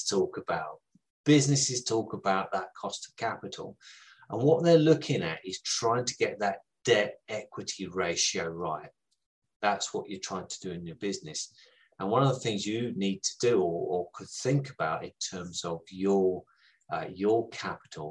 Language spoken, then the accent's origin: English; United Kingdom; I am from the South